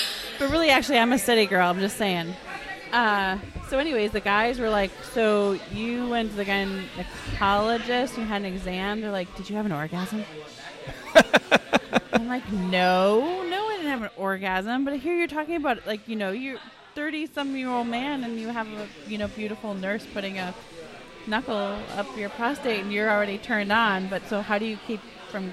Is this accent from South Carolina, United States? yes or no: no; Wisconsin, United States; I'm from Wisconsin, and that's what you do in high school. You hang out at barns, and you're in a band.